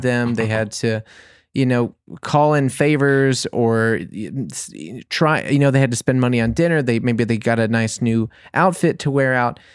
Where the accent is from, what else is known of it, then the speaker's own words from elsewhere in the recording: New Orleans, Louisiana, United States; now in Bavaria, Germany; I'm from New Orleans